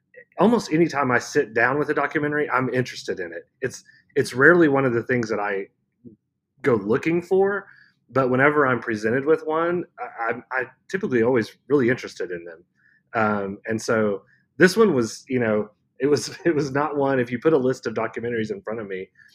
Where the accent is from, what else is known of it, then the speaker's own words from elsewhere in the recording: Guthrie, Oklahoma, United States; Growing up in Guthrie, we didn't have like a big mall, so we would drive to Quell Springs Mall in Oklahoma City.